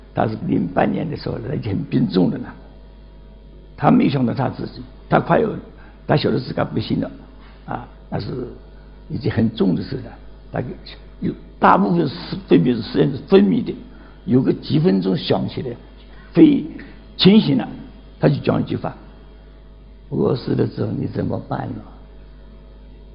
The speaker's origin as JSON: {"language": "Chinese", "town": "Nancheng", "region": "Jiangxi", "country": "China", "said": "今年九十二岁，江西南城人"}